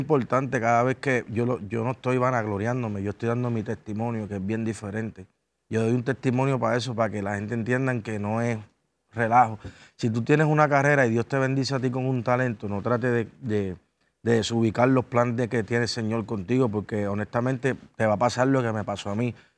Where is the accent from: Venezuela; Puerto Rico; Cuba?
Puerto Rico; Ponce; soy de Ponce es un poquito complicado. Estamos casi dos, horas del área metropolitana